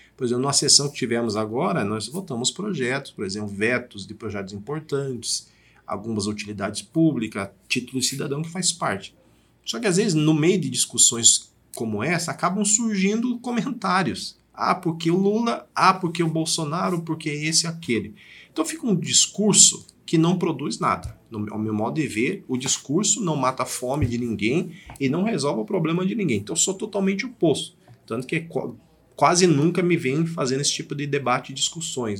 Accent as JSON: {"language": "Portuguese", "town": "Diadema", "region": "São Paulo", "country": "Brazil", "tie": "born or raised there", "moved": "yes", "lives_now": "Sorocaba, Brazil", "said": "eu não sou sorocabano, eu nasci em Diadema"}